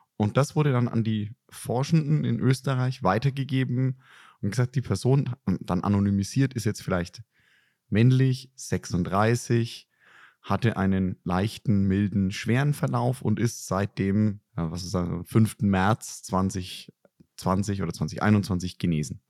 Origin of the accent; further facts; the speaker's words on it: Germany; als Deutsche